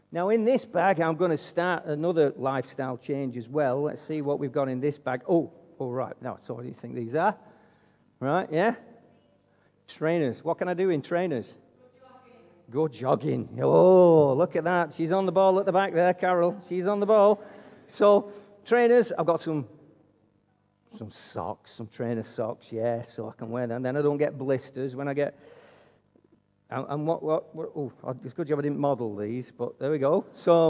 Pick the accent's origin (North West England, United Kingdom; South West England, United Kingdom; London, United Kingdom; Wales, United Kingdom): North West England, United Kingdom; Wigan; now in Altrincham, United Kingdom; greetings from my hometown of Wigan